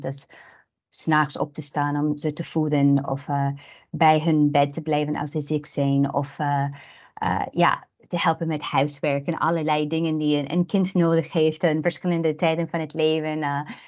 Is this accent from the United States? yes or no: yes; United States; Dutch is a second language; also born or lived in Ukraine (paternal family); now in Netherlands; ik ben zelf Amerikaans. Ik ben opgegroeid in een land zoals Nederland, die meer protestant is